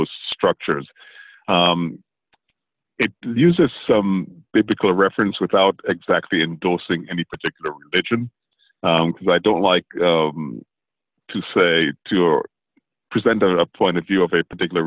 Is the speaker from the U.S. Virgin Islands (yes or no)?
yes; U.S. Virgin Islands; also born or lived in St. Vincent; now in Orlando, United States; Grew up in the U.S. Virgin Islands, St. Croix.